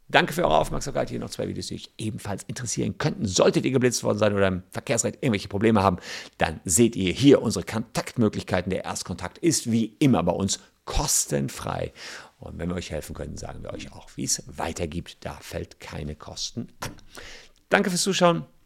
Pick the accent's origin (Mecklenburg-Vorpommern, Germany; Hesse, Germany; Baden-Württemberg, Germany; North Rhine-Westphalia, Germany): North Rhine-Westphalia, Germany; Gevelsberg; War bei mir auf dem Land, wo ich groß geworden bin, in Gefelsberg, das ist bei Wuppertal, Hagen, kennt man vielleicht, Ennepetal